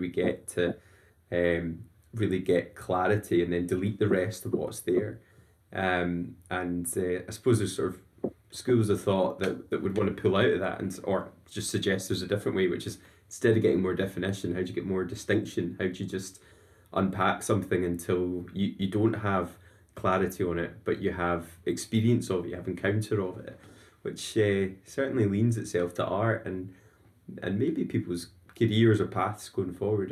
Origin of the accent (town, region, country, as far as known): Scotland, United Kingdom